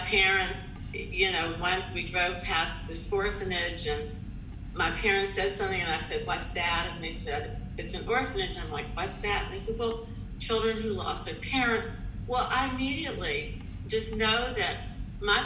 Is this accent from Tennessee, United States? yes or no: yes; Tennessee, United States; moved away; I was also born and raised in Tennessee